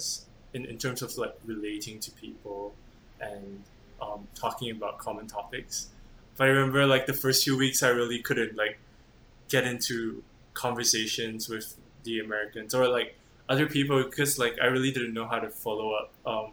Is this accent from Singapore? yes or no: yes; Singapore; moved away as an adult; also born or lived in Taiwan; now in United States; I'm Singaporean. I went to Taiwan for an international school when I was 11 to 13